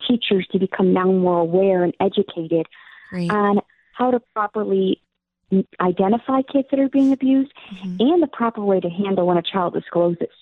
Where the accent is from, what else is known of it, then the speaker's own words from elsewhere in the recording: Illinois, United States; my home state of Illinois